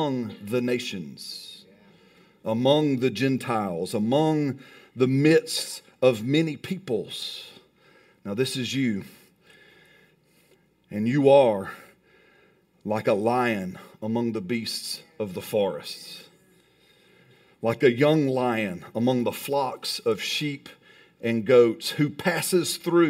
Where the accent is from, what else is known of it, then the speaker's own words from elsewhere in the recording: Alabama, United States; I'm from Alabama